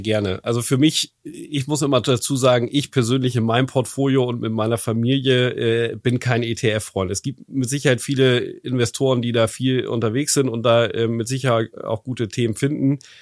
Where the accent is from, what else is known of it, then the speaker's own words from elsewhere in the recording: Germany; bei uns in Deutschland